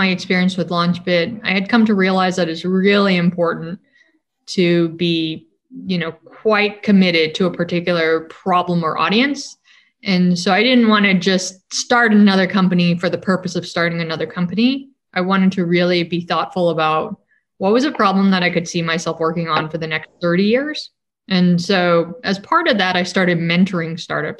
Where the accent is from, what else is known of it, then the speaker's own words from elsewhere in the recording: San Francisco Bay Area, California, United States; When I was in high school, I grew up in the San Francisco Bay Area